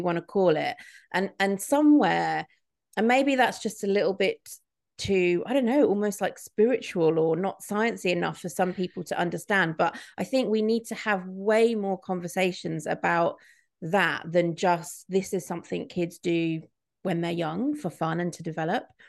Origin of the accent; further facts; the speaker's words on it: Midlands, United Kingdom; I grew up in the Midlands in the nineties